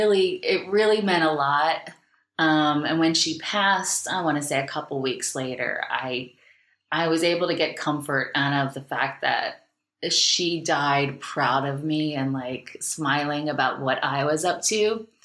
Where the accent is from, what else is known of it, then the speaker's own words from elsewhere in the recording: Delco, Pennsylvania, United States; moved away as an adult; also born or lived in Philadelphia, Pennsylvania / Los Angeles, California; technically I was born in Southwest Philly. So I didn't move to Delco till I was 10, you know, so I've got Philly blood and Delco roots.